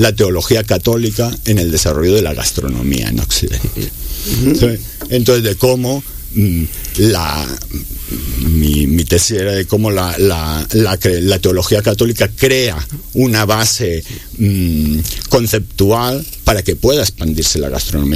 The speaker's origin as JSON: {"language": "Spanish", "town": "Barcelona", "region": "Catalonia", "country": "Spain", "moved": "yes", "said": "Yo soy de Barcelona, como de España"}